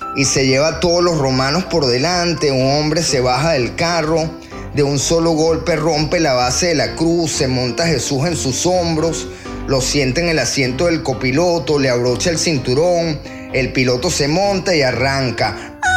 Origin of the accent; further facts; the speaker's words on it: Venezuela; moved away; Como venezolanos